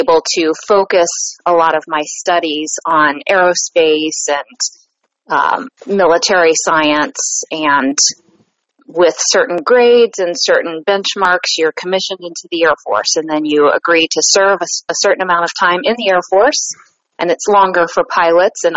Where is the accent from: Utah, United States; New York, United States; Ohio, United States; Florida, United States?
Ohio, United States; Columbus; I'm from Columbus, Ohio